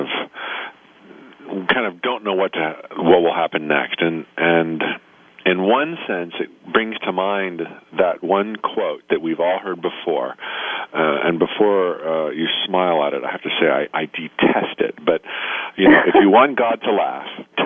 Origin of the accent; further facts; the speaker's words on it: Orlando, Florida, United States; Orlando, Florida, my hometown